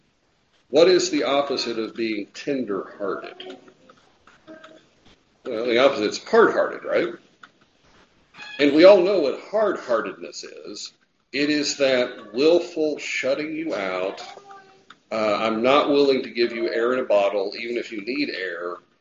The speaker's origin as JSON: {"language": "English", "country": "United States", "said": "We are Americans"}